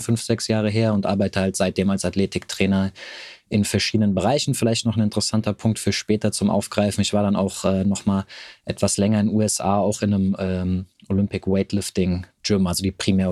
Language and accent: German; near Frankfurt am Main, Hesse, Germany; also born or lived in Cologne; Also ich komme hier aus der Nähe von Frankfurt am Main